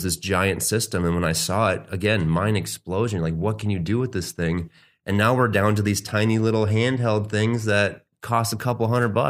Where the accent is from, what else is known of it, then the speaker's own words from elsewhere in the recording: Arizona, United States; now in Milwaukee, United States; I was born in Wisconsin, Milwaukee, actually. My parents moved to Arizona when I was really young, like 3, I think. I was out there until I was 18.